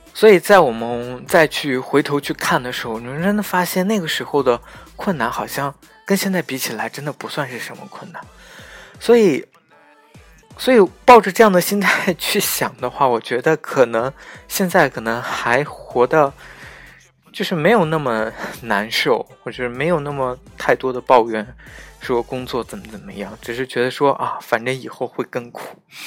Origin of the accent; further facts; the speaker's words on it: Xinjiang, China; 因为当我说出我是新疆人的时候